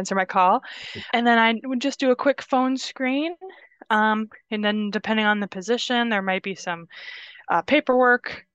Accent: Indiana, United States; moved away as an adult; also born or lived in Minnesota; now in Wisconsin, United States; I was in Minnesota for several years, as I said, doing school, but I'm originally from Indiana, where I moved back to after school. So relocated here to Wisconsin from there

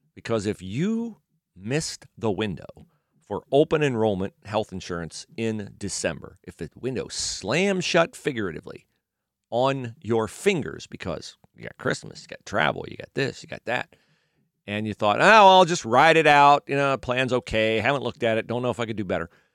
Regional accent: United States; growing up in America

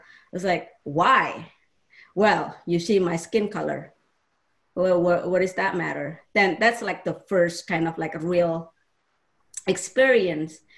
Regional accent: Surakarta, Central Java, Indonesia; English is a second language; moved away as an adult; also born or lived in Jakarta; now in United States; I grew up in Indonesia uh, in a small town, Solo, Central Java, and then I moved to Jakarta when I was fifth grade.

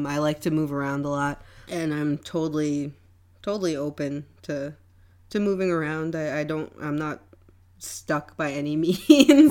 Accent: New York City, New York, United States; moved away as an adult; now in Wappingers Falls, United States; I moved up from New York City, um, grew up in Brooklyn, um, moved up to Wappingers after my brother moved there

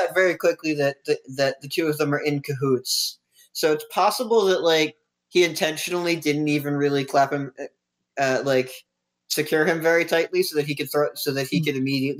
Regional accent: Philadelphia, Pennsylvania, United States; Philly like my hometown

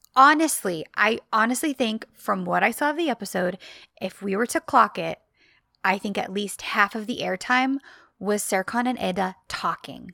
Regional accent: United States; I am am-, American, that's what I grew up

